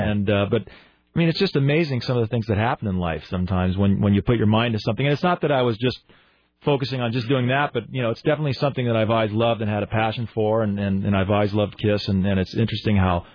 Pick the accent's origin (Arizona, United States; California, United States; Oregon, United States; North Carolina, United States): Oregon, United States; Beaverton; moved away; one of my best friends that we grew up with here in Beaverton